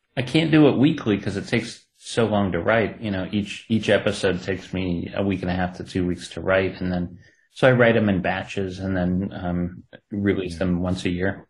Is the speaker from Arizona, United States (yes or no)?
no; Ohio, United States; accent: Ohio; my Ohio accent